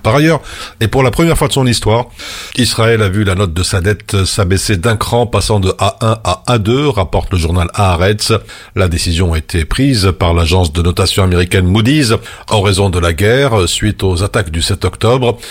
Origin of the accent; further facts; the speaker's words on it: Belgium; chez nous à Dessel